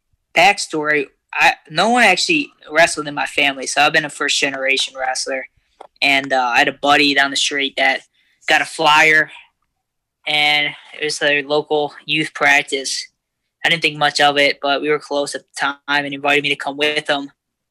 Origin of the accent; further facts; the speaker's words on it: Parma, Ohio, United States; Parma, Ohio, right near Cleveland, about 20 minutes southwest of the city.